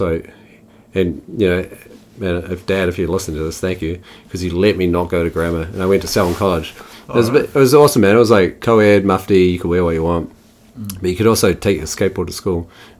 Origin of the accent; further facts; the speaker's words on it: Havelock North, Hawke's Bay, New Zealand; also born or lived in Christchurch; Born in Christchurch. Moved out of there when I was 8. Moved with my family, went to the Hawke's Bay. Then a place called Havelock North